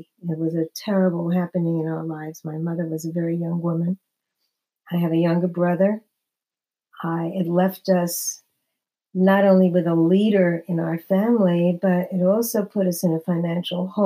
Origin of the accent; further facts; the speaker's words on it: New York City, New York, United States; moved away as an adult; now in New Jersey, United States; I'm from Brooklyn, New York. I've been living in New Jersey for many, many years, but I was born and bred in New York until I got married